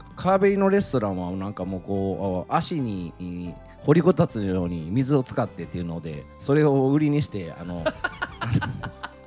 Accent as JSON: {"language": "Japanese", "region": "Nara", "country": "Japan", "tie": "born or raised there", "also_born_or_lived": "Osaka", "moved": "as an adult", "lives_now": "Thailand", "said": "生まれは奈良で、えっ、ー、と、そこから大阪で、えっ、ー、と、働いてましたんで。もう、もう関西から出たことない"}